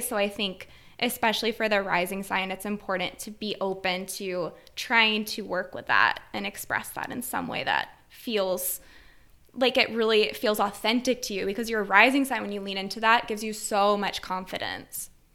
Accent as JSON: {"language": "English", "region": "Wisconsin", "country": "United States", "said": "I come from a small rural town in Wisconsin"}